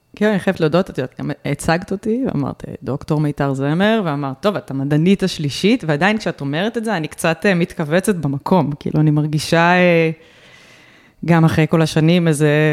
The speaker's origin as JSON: {"language": "Hebrew", "town": "Rehovot", "region": "Central District", "country": "Israel", "tie": "born or raised there", "said": "אני נולדתי ברחובות"}